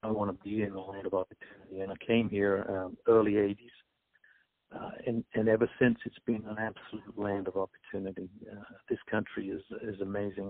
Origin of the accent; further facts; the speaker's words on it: England, United Kingdom; moved away as an adult; I was born and raised and educated in England